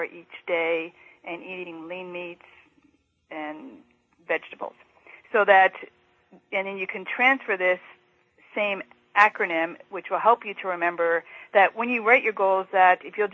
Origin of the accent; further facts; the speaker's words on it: Canada; a fellow Canadian